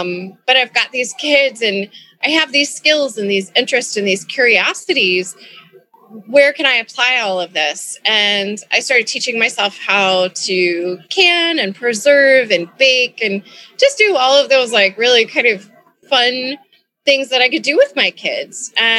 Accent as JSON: {"language": "English", "region": "Kentucky", "country": "United States", "moved": "as an adult", "lives_now": "Chicago, United States", "said": "I moved to Chicago from Kentucky and started working in restaurants"}